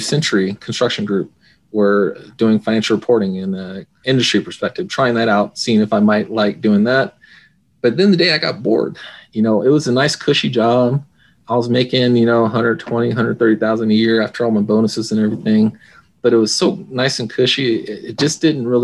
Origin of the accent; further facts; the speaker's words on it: Phoenix, Arizona, United States; I'm from Phoenix, Arizona